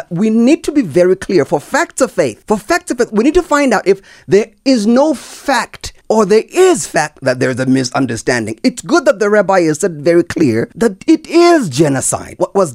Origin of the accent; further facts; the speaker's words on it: South Africa; I'm a South African